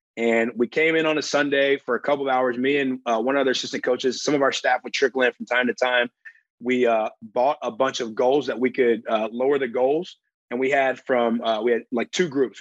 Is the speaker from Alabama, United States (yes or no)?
yes; Alabama, United States; I grew up in Alabama.